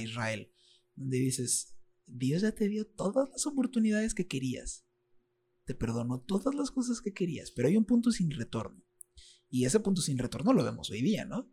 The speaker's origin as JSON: {"language": "Spanish", "town": "Reynosa", "region": "Tamaulipas", "country": "Mexico", "tie": "born or raised there", "also_born_or_lived": "State of Mexico", "said": "aunque yo nací en el Estado de México, yo soy reinocense. Aquí crecí. Reynosa es mi casa"}